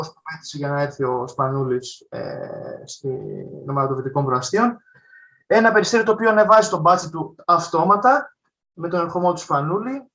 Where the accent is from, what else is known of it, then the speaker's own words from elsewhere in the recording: Patras, Western Greece, Greece; τη πόλη μου που υποστηρίζω από όλων Πάτρα